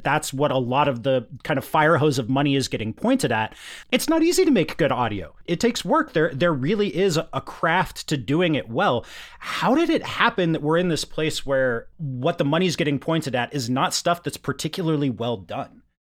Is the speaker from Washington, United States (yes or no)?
yes; Yakima, Washington, United States; where I grew up in Yakima in the mid-nineties